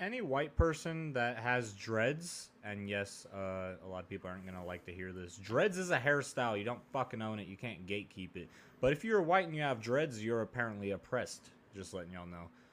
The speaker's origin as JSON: {"language": "English", "region": "Oregon", "country": "United States", "tie": "born or raised there", "also_born_or_lived": "Texas", "moved": "yes", "said": "I grew up in Oregon"}